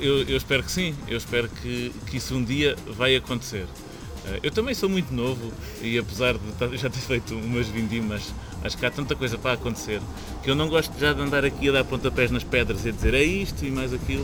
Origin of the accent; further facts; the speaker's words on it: northern Ribatejo, Portugal; moved away; eu cresci no norte do Ribatejo, na terra calcária